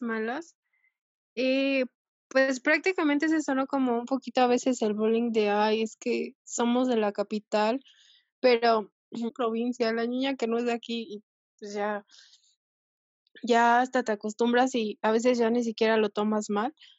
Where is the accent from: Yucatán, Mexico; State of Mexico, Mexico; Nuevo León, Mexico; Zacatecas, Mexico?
State of Mexico, Mexico; Toluca; moved away as an adult; nací en Toluca, pero toda mi familia es de Oaxaca, entonces siempre me he considerado como de las dos partes